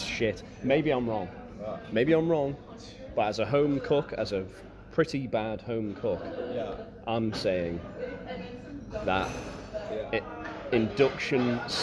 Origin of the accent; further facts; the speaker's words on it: Isle of Man; from the Isle of Man